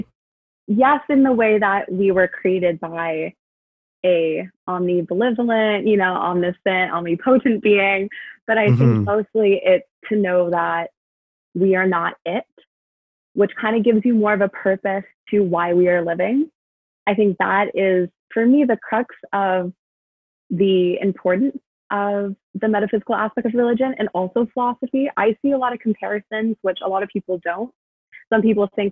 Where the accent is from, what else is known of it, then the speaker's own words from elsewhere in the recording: Vancouver, British Columbia, Canada; I grew up in Vancouver